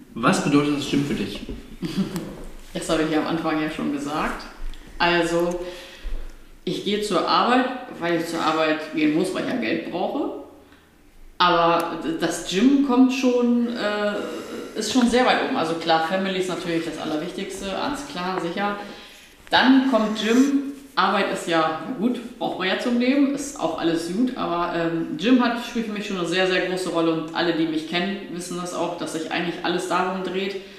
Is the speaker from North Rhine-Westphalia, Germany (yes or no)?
no; Osnabrück area, Lower Saxony, Germany; ich komme aus dem Rahmenschluss und dann mussten wir dreimal die Woche in Osnabrück zur portugiesischen Schule